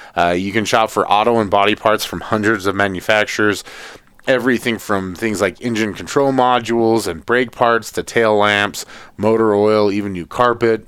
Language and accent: English; Atlanta, Georgia, United States; I grew up in Atlanta